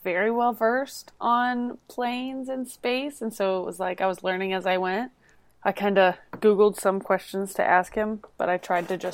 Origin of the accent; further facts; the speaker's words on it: Florida, United States; I am from Florida